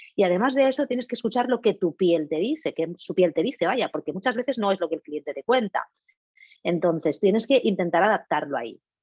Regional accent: Catalonia, Spain; yo, catalana de nacimiento y ciudadana del mundo de corazón

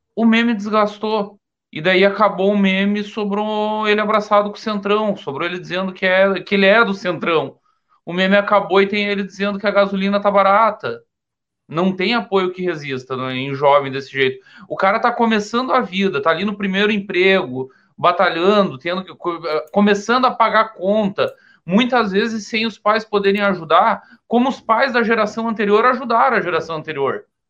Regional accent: Caçador, Santa Catarina, Brazil; Caçador, minha terra natal, fica mais ou menos próximo ali do, do Paraná

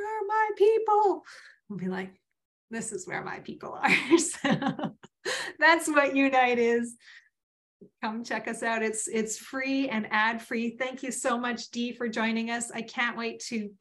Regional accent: Vancouver, British Columbia, Canada; I grew up in Vancouver. I'm not even a transplant from anywhere.

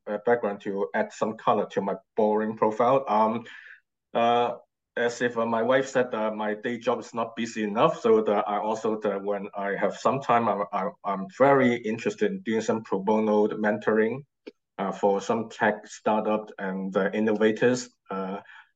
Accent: Hong Kong; moved away as an adult; now in London, United Kingdom; I'm from Hong Kong originally, and now the past 2 years I now physically relocated and based in London, UK.

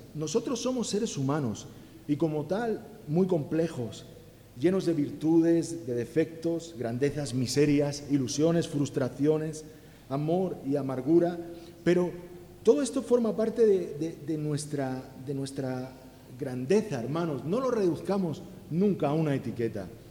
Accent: Alicante, Valencian Community, Spain; now in Catalonia, Spain; Eh, pero en mi casa éramos valencianos, yo nací en Alicante

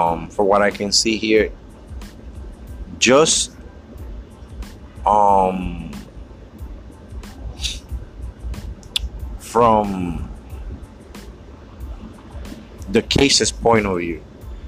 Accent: New York, United States; I'm in New York. I'm from New York

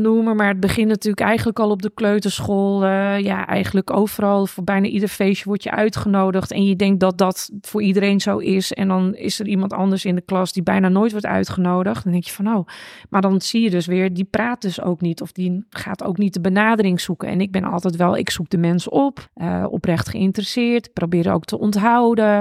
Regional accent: Netherlands; also born or lived in Japan; die twee eh, nationaliteiten waar ik ben opgegroeid. En dat Nederlandse van gewoon je kan tegen iedereen praten, het maakt niet uit

